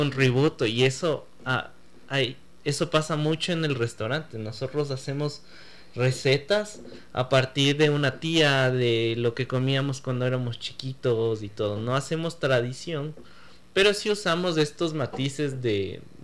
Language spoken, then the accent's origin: Spanish; Ecuador; yo nací en Ecuador